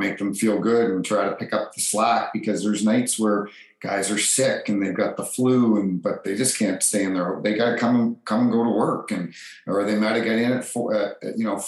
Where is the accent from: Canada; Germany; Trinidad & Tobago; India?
Canada; New Brunswick; also born or lived in Toronto, Ontario; I was born in Toronto and was put up for adoption, and a few months later was adopted. The family then moved to New Brunswick and grew up